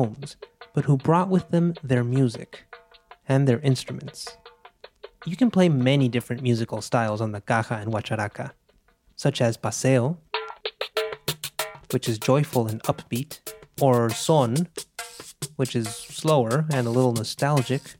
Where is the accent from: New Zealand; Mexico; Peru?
Mexico; Monterrey, Nuevo León; moved away as an adult; now in New York, United States; I was born in Monterrey, in northeastern Mexico, and several years ago, life led me across the border to New York.